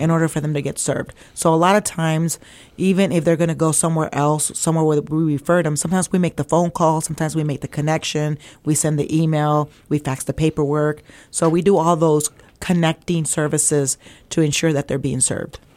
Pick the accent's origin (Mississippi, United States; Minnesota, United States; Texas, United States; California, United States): Texas, United States; Weslaco; moved away as an adult; also born or lived in Ohio; I'm originally from a little town called West Laco, Texas